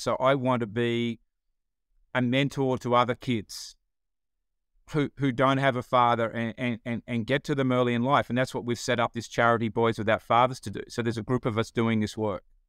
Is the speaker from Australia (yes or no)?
yes; Australia; accent: Australian; moved away as an adult; now in Atlanta, United States